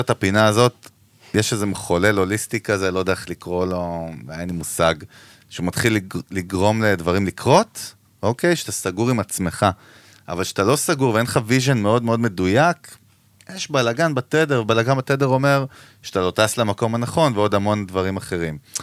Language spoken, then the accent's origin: Hebrew; Ganei Tikva, Central District, Israel; וגדלנו ביחד בשכונה בגני תקווה